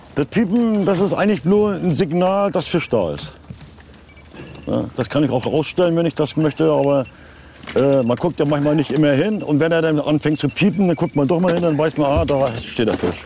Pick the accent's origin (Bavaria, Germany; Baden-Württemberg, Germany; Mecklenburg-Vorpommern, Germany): Mecklenburg-Vorpommern, Germany; Rostock; bei uns in Rostock